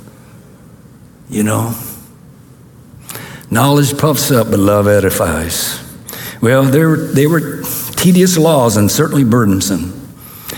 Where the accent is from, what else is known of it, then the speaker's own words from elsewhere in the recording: the South, United States; moved away; I came from the South